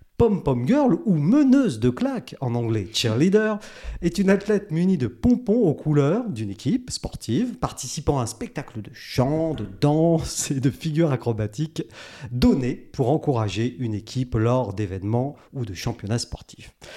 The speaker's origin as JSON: {"language": "French", "town": "Paris", "region": "Île-de-France", "country": "France", "moved": "yes", "said": "je suis parisien"}